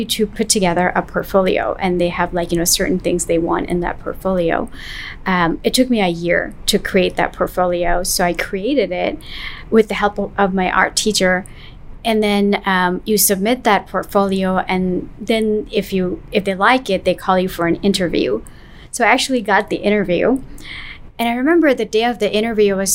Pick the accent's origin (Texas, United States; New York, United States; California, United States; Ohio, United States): New York, United States; I grew up in New York